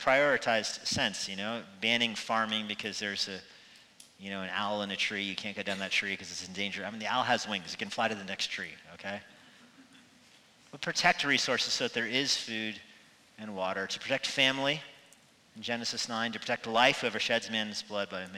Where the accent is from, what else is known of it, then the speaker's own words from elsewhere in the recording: United States; our own country, for the United States